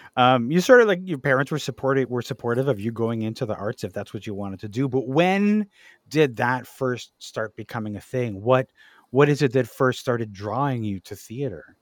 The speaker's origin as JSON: {"language": "English", "town": "Ajax", "region": "Ontario", "country": "Canada", "tie": "born or raised there", "said": "I spent my teenage years in Ajax"}